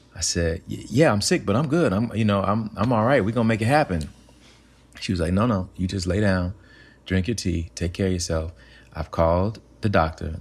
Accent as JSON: {"language": "English", "region": "Alabama", "country": "United States", "tie": "born or raised there", "moved": "yes", "said": "growing up in Alabama, um, I grew up in a place where we didn't really have a lot of access to arts"}